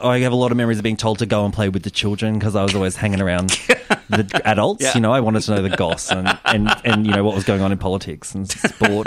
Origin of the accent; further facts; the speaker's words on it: Melbourne, Victoria, Australia; I grew up in Melbourne